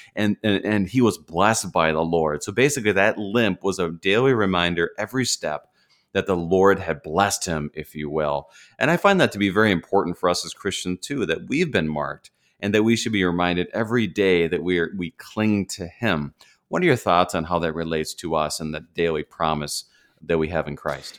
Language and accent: English; Minnesota, United States; I'm a Minnesotan